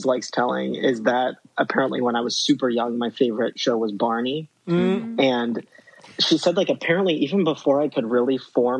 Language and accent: English; Columbus, Ohio, United States; moved away as an adult; I grew up in Columbus, Ohio for basically my whole childhood. I didn't leave till I was 18.